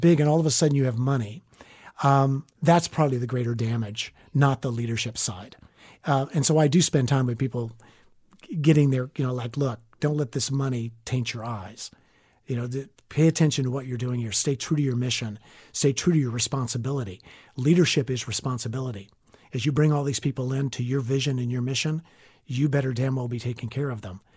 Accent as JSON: {"language": "English", "area": "Northwest Florida", "region": "Southern Alabama", "country": "United States", "tie": "born or raised there", "also_born_or_lived": "New York City / Washington", "moved": "as an adult", "said": "I'm a Southern boy. I grew up in Southern Alabama, Northwest Florida."}